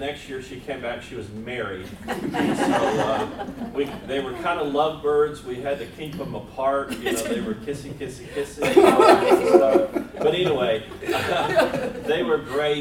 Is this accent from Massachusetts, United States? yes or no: yes; West Springfield, Massachusetts, United States; I am from West Springfield, Massachusetts